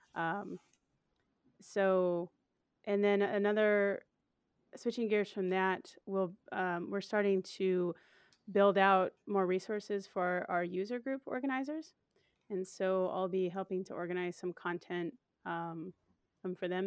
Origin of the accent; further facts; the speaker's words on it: Portland, Oregon, United States; It's in my hometown